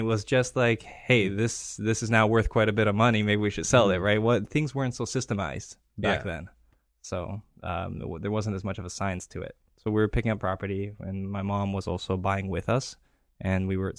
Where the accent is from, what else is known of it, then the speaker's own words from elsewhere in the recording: Greece; also born or lived in Toronto, Canada / Singapore; I'm from Canada. I was born in Toronto. Okay. I grew up in Greece. Have family in Greece and from Singapore.